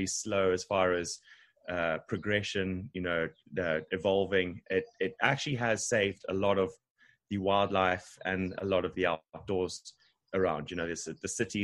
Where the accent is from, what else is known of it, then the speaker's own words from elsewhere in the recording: Harare, Zimbabwe; moved away as an adult; now in Durban, South Africa; Originally from Zimbabwe, country above South Africa, in Harare.